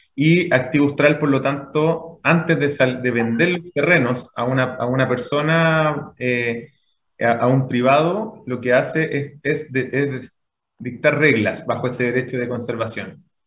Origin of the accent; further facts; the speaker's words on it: Santiago, Santiago Metropolitan Region, Chile; also born or lived in Puente Alto; nacido y criado en Santiago